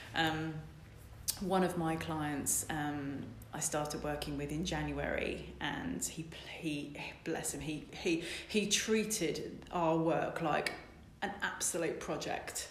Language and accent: English; Essex, East of England, United Kingdom; moved away as an adult; also born or lived in Cambridge; now in Lincoln, United Kingdom; I'm from Essex, um, in between Colchester and Ipswich